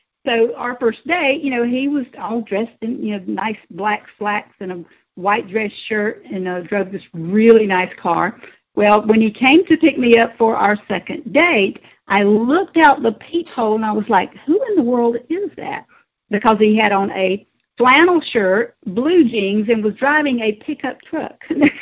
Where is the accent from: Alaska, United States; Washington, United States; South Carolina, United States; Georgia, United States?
South Carolina, United States; born there; Still South Carolina. Yep.